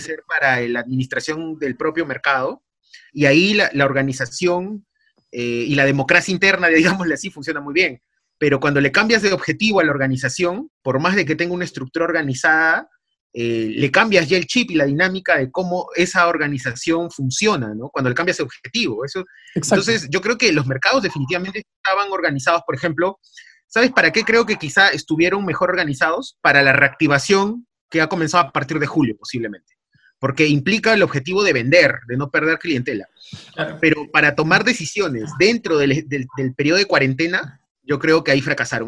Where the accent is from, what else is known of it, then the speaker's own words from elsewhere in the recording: Peru; así somos los peruanos